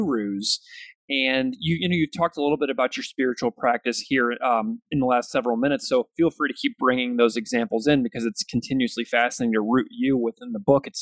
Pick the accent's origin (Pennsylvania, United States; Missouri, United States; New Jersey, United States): Missouri, United States; St. Louis; I'm a Missouri boy, so I grew up in St. Louis looking at that river